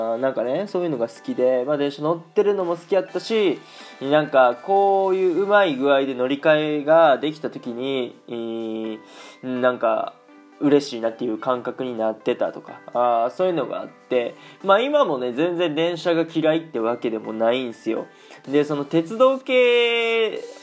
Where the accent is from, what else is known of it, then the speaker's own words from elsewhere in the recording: Aichi, Japan; moved away as an adult; now in Germany; 僕が愛知県出身やから